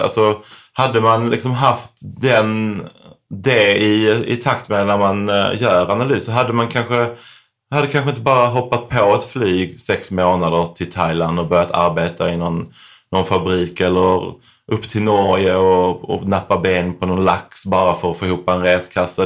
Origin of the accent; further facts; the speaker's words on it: Sweden; moved away as an adult; Här hemma växte jag upp